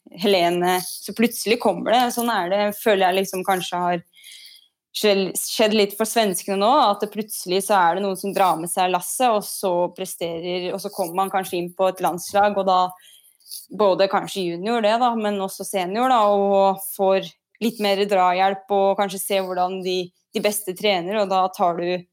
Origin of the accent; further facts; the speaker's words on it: Ytre Enebakk, Akershus, Norway; Jeg er jo fra Ytre Enebakk, så vi hadde noen fast fast vei innover Enebakk